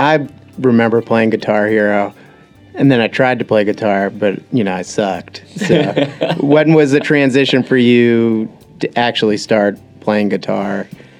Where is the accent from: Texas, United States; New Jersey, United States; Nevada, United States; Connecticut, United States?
New Jersey, United States; I'm from New Jersey